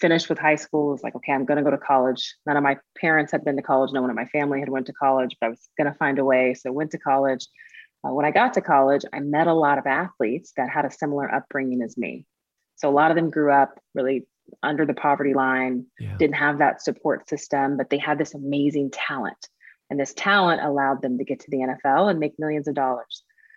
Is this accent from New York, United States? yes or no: no; Tulsa, Oklahoma, United States; I'm originally from Tulsa, Oklahoma